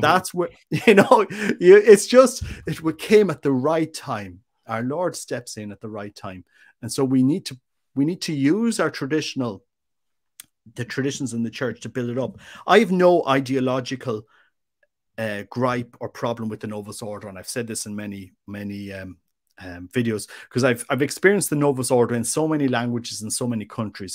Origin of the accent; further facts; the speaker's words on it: Ireland; also born or lived in Mexico; as an Irishman